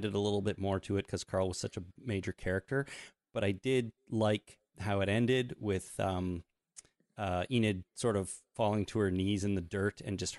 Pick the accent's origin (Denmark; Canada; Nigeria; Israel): Canada; And we're Canadian